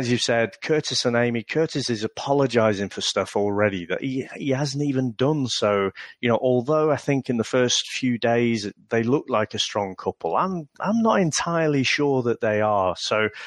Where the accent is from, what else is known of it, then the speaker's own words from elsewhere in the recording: Liverpool, North West England, United Kingdom; I'm actually originally from Liverpool